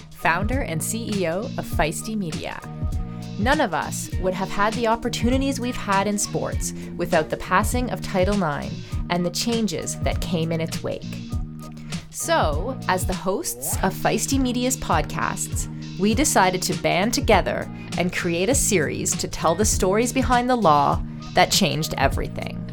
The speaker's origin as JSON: {"language": "English", "country": "Canada", "tie": "born or raised there", "said": "as a Canadian kid"}